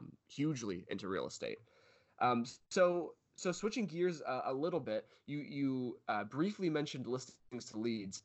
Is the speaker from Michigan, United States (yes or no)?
yes; Michigan, United States; moved away; also born or lived in California; originally from Michigan, but lived in California for about 4 years or 3 years.